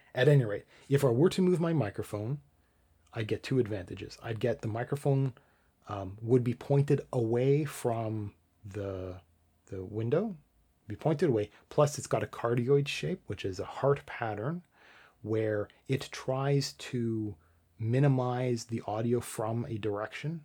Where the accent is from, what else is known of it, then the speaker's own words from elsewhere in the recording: Canada; I'm Canadian